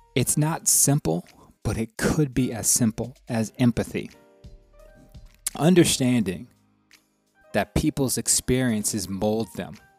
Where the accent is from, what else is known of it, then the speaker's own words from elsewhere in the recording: the South, United States; growing up in the South and growing going to schools in the South